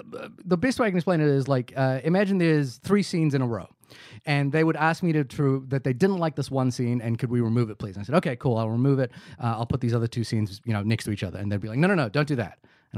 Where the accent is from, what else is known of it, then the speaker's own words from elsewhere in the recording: New Zealand; I am a New Zealander.